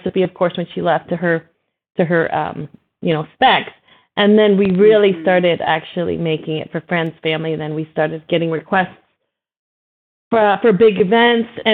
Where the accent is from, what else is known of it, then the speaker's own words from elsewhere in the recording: Jamaica; also born or lived in Miami, Florida, United States / Lebanon (descent); now in Idaho, United States; I was actually born and raised in Jamaica, moved to Florida in Miami